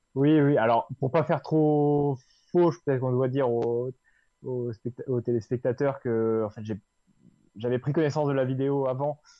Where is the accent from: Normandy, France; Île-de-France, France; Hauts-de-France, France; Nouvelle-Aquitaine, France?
Normandy, France; Suisse Normande, Orne; là où j'ai grandi en Suisse normande, euh, un coin de, l'ouest du département de l'Orne